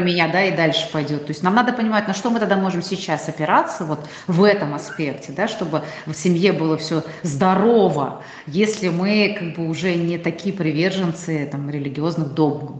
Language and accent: Russian; Tatarstan, Russia; я татарка